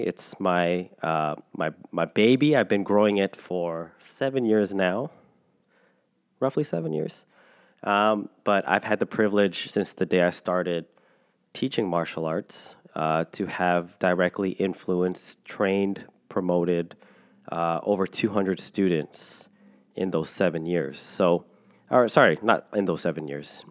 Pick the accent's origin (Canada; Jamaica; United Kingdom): Canada; I'm a Filipino Canadian. I don't speak Tagalog or any dialect in the Philippines.